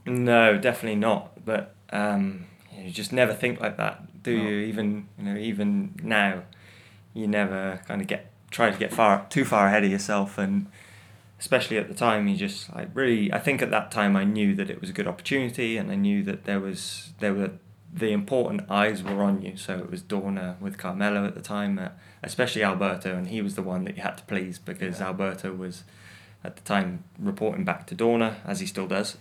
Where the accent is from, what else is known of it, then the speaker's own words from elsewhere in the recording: United Kingdom; as a British person